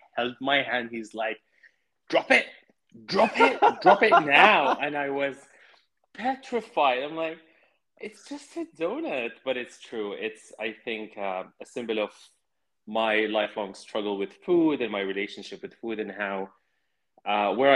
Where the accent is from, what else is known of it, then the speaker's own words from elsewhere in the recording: Jordan; growing up in Jordan